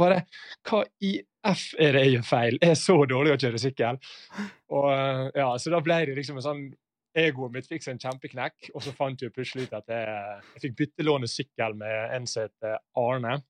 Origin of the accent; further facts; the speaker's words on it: Ålesund, Møre og Romsdal, Norway; now in Bergen, Norway; Jeg er født og oppvokst i Ålesund, men derfor har jeg litt løyen dialekt